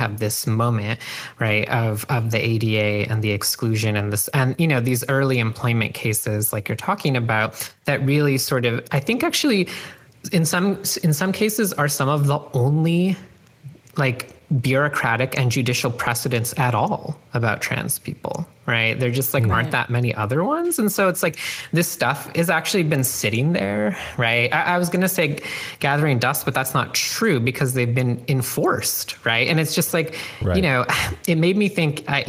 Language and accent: English; Canada; now in United States; growing up in Canada